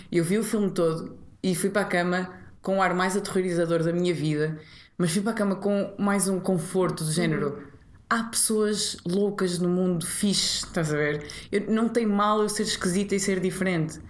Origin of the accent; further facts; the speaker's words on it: Maia, Norte, Portugal; accent: nortenha; moved away as an adult; also born or lived in Matosinhos / Porto / Vila Real; now in Lisbon, Portugal; eu nasci em Matozinhos, depois fomos para a Maia, ok. Mas depois na Maia eu não queria estudar mais na Maia.